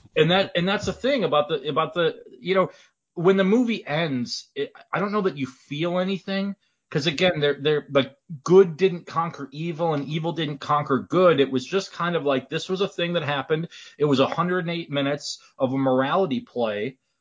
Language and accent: English; Wisconsin, United States; now in Indiana, United States; I'm from Wisconsin originally, but then I moved to Indiana